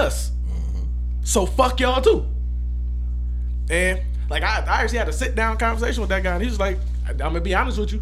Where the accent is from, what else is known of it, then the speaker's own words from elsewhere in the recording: Cleveland, Ohio, United States; we're from Cleveland